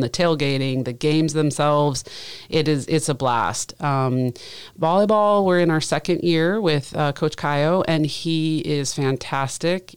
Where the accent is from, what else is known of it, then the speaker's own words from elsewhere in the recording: Southeast Alaska, United States; moved away as an adult; also born or lived in Colorado / Michigan / Ohio / Washington; now in Monmouth, United States; I grew up in Southeast Alaska